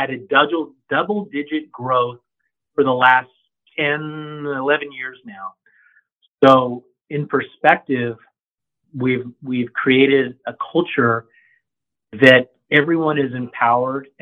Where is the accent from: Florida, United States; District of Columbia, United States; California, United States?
California, United States; San Bernardino; I'm a local boy. I'm from San Bernardino. So I grew up in the area